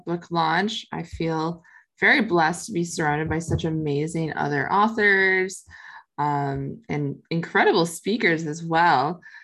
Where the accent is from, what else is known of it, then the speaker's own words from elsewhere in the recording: Minnesota, United States; now in Tampa, United States; I'm originally from Minnesota, uh, but I now live in Tampa, Florida.